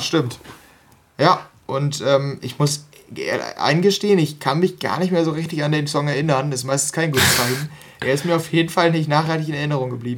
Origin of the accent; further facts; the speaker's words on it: North Rhine-Westphalia, Germany; ich, wir kommen hier aus NRW